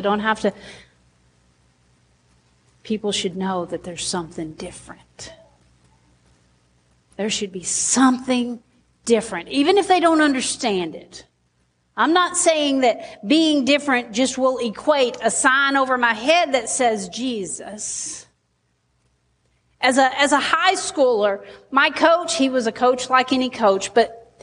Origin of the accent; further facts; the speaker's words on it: Sheridan, United States; I'm from Sheridan